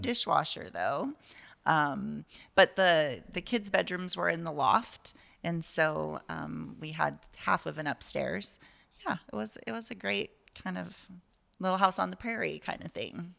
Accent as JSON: {"language": "English", "town": "Sequim", "region": "Washington", "country": "United States", "tie": "born or raised there", "also_born_or_lived": "East Coast, United States", "said": "I grew up in Squim, Washington, um, since I was seven"}